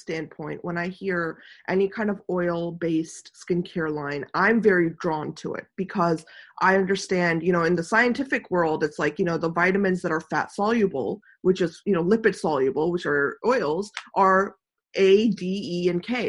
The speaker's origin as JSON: {"language": "English", "country": "India", "also_born_or_lived": "the Mediterranean", "moved": "yes", "said": "I'm Indian"}